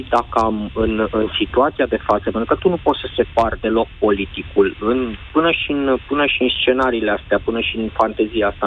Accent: Bucharest, Romania; Când zic, din București.

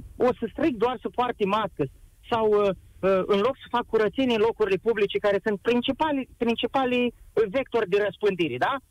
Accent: Iași, Iași County, Romania; sunt și din Iași

